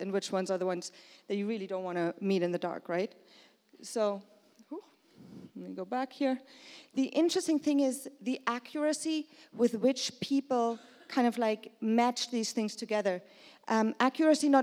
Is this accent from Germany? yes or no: yes; Germany; moved away as an adult; also born or lived in Brooklyn; I'm from Germany, but I work over there